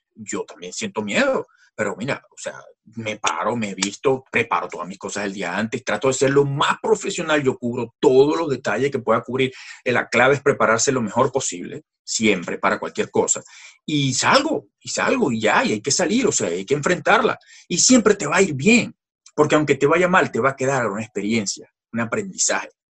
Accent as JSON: {"language": "Spanish", "country": "Venezuela", "tie": "born or raised there", "moved": "as an adult", "said": "soy de nacimiento venezolano, eh, vengo de una familia francesa"}